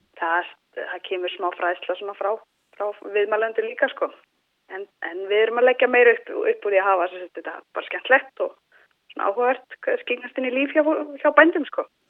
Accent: Egilsstaðir, Eastern Region, Iceland; also born or lived in Reykjavík; Ég er frá Eilstöðum, uh, ólst upp á Eilstöðum

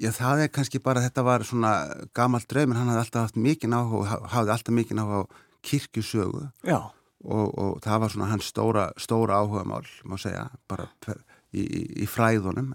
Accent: Seyðisfjörður, Eastern Region, Iceland; now in Sweden; ég var alveg upp á Seyðisfyrði fram að þessu

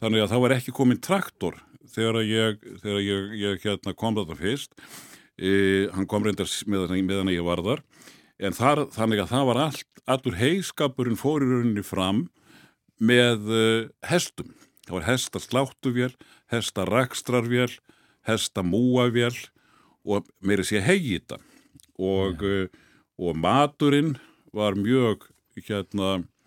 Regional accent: Hafnarfjörður, Capital Region, Iceland; ég er nú fyrst og fremst happiringur

